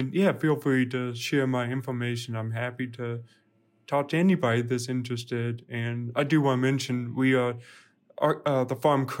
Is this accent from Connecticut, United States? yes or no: no; Louisiana, United States; born there; Yes. And I was born in Louisiana. My mom is from New Orleans.